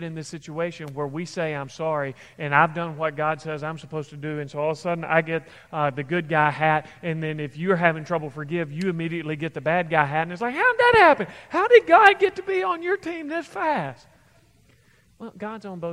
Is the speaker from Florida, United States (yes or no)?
no; Kentucky, United States; I'm from Kentucky, we talk like